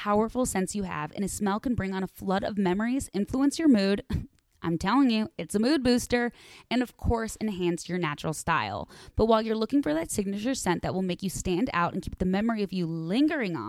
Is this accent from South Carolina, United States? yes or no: no; Chicago, Illinois, United States; now in Los Angeles, United States; I'm from Chicago